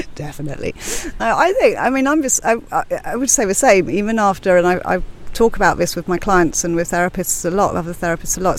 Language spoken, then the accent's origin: English; London, United Kingdom; also born or lived in Cyprus; now in Ibiza, Spain; I'm from London, from Blackheath originally, and I moved to Ibiza.